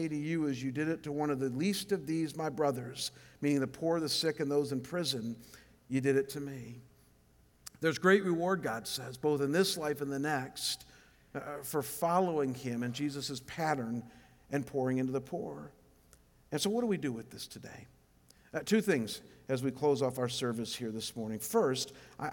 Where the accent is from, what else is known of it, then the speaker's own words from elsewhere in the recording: Cleveland, Ohio, United States; moved away as an adult; now in Scottsdale, United States; I'm from Cleveland